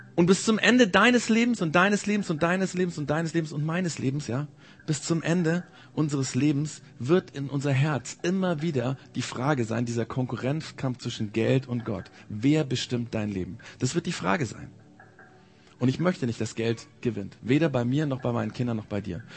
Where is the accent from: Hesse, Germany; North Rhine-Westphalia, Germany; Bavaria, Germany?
Bavaria, Germany; bei uns in Bayern